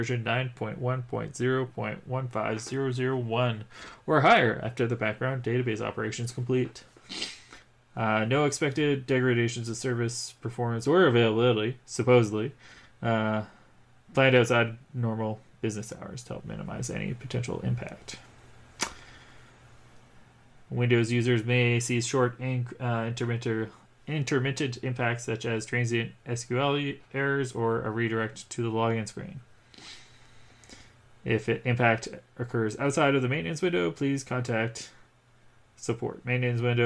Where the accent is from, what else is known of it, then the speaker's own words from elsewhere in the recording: Canada; I am a Canadian